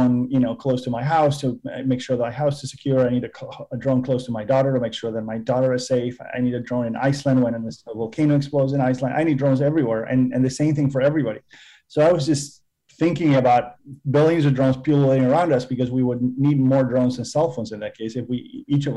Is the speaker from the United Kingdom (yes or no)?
no; Argentina; moved away as an adult; also born or lived in Massachusetts / California; I was born and raised in Argentina